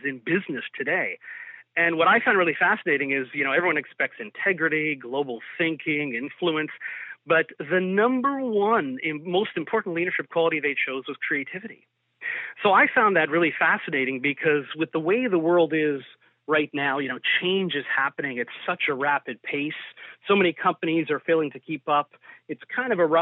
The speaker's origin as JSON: {"language": "English", "town": "Toronto", "region": "Ontario", "country": "Canada", "said": "I'm originally from Toronto, born of a Portuguese heritage."}